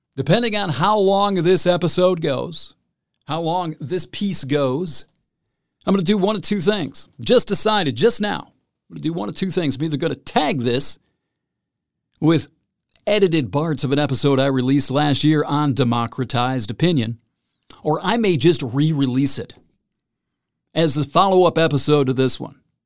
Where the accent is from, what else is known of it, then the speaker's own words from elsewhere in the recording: Salinas, California, United States; those folks from Salinas, as I like to talk about, my hometown